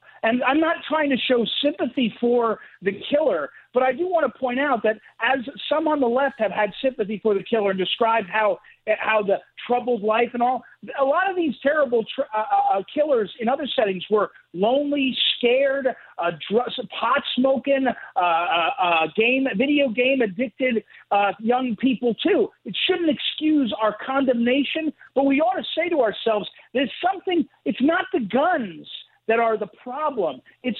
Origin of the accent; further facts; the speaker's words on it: St. Louis, Missouri, United States; born or raised there